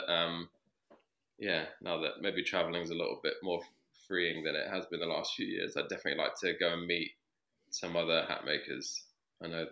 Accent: London, United Kingdom; also born or lived in Sydney; I grew up in London

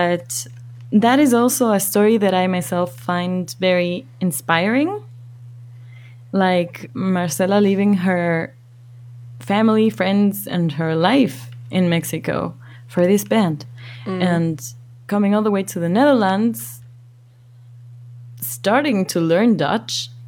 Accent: Ecuador; growing up in Ecuador

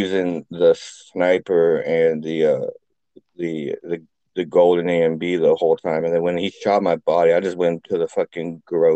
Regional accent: California, United States; moved away; I'm from Cali

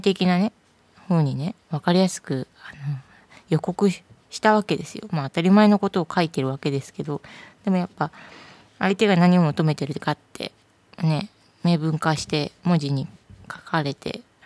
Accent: Tokyo, Japan; now in Kansai, Japan; 東京、時に中学、高校と行ってるので

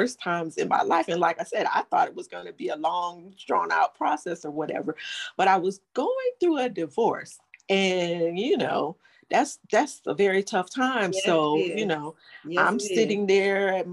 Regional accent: Cleveland, Ohio, United States; moved away as an adult; now in Atlanta, United States; I'm originally from Cleveland, Ohio, but I live in Atlanta

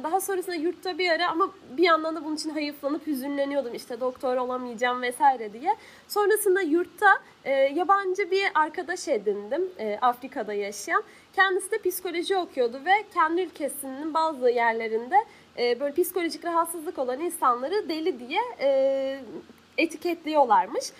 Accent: Hatay, Turkey; Hataylıyım. Ben Hatay'da sürekli olarak böyle özellikle yaz mevsiminde hem sıcak hem de sık sık su kesintileri

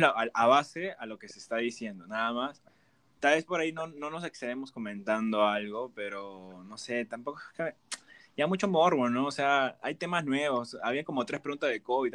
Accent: Peru; moved away; Soy de Perú

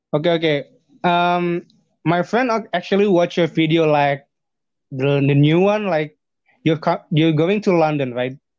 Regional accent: Bandung, West Java, Indonesia; English is a second language; now in Jakarta, Indonesia; when I'm living in Jakarta or my hometown, like Bandung

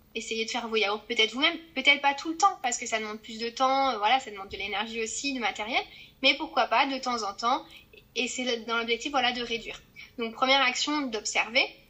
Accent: Corrèze, Nouvelle-Aquitaine, France; now in Toulon, France; je viens de, de la Corrèze

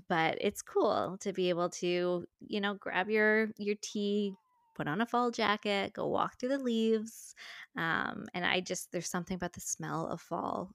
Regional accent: St. John's, Newfoundland and Labrador, Canada; now in Ontario, Canada; my hometown of Saint John's, Newfoundland

